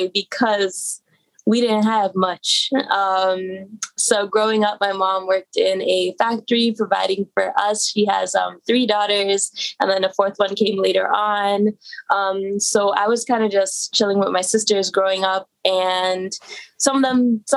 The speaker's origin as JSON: {"language": "English", "town": "Toronto", "region": "Ontario", "country": "Canada", "tie": "born or raised there", "said": "I grew up in a marginalized community in central Etobicoke."}